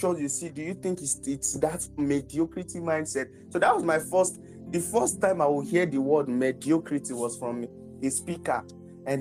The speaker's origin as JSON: {"language": "English", "region": "Lagos", "country": "Nigeria", "tie": "born or raised there", "said": "I was born in Lagos, but I don't really used to go outside, or I don't used to explore Lagos that much"}